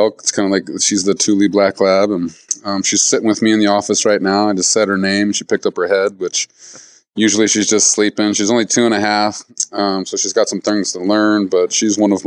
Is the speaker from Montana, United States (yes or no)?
yes; Missoula, Montana, United States; also born or lived in Seattle; I'm a fifth generation Montanan. I grew up here in Missoula